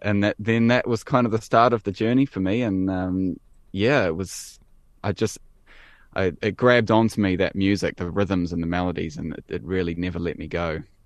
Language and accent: English; Wellington, New Zealand; I am definitely a Kiwi. Yep, born and bred uh, in Wellington